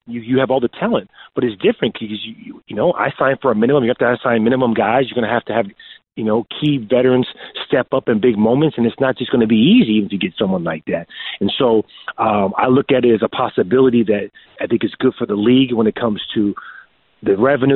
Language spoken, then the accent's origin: English; San Diego, California, United States; for me, this is home, even though I'm from San Diego, not L.A.